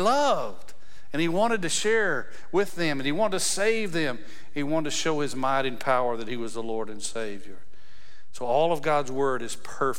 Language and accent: English; West Texas, United States; I was raised in West Texas